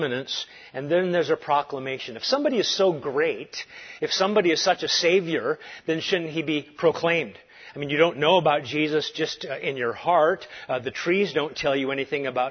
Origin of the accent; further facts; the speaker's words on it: Galilee, Israel; moved away; also born or lived in Santa Cruz, California; I'm a kid from Galilee